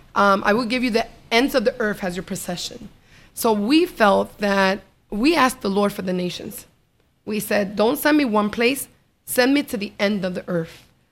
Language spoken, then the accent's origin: English; New York, United States; I was brought up in New York